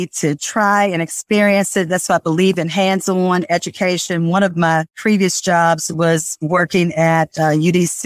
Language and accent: English; Washington, District of Columbia, United States; I was brought up in Washington, D.C.